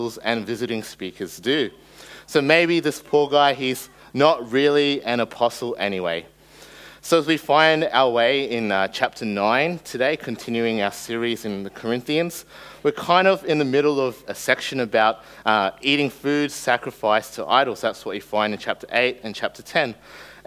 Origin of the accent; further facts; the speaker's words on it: Australia; first language English; growing up in Australia